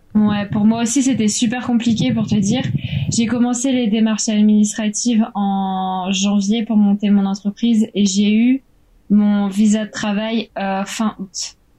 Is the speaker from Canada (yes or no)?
no; France; moved away as an adult; also born or lived in Shanghai, China; now in Thailand; je suis française